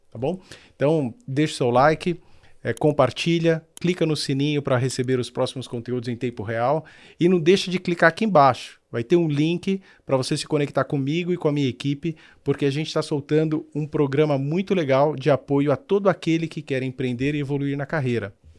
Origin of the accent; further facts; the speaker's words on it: Brazil; Eu vivo no Brasil, eu sou brasileiro